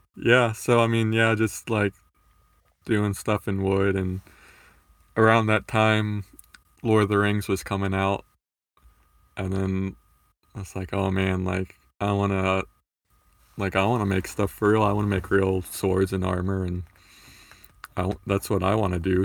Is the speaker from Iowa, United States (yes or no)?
no; Florida, United States; I grew up in Florida